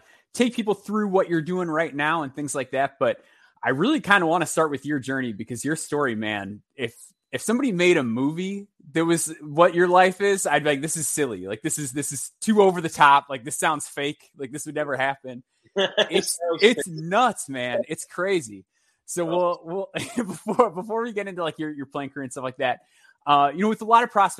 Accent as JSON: {"language": "English", "town": "Chicago", "region": "Illinois", "country": "United States", "tie": "born or raised there", "said": "I grew up in the Chicago area, so obviously like I was a Bulls fan growing up"}